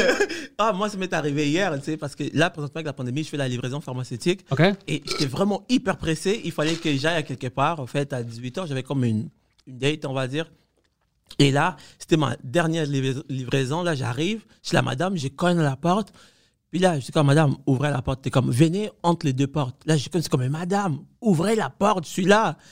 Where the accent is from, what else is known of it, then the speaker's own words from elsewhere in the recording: Cuba; also born or lived in Quebec; now in Canada; moi, j'ai grandi à Cuba